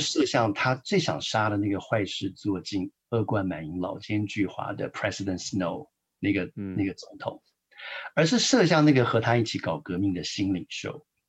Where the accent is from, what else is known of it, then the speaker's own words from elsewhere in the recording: Taiwan; moved away as an adult; now in United States; 我们都是从台湾来的，我们的嗯。背景很相似。那我自己在很传统的教会长大